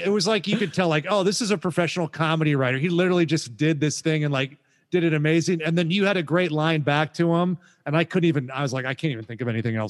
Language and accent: English; California, United States; also born or lived in Idaho; I'm from basically California. I lived when I was a boy, like in Idaho for a pretty good little stretch there. So I have some kind of youthful connections to rural Idaho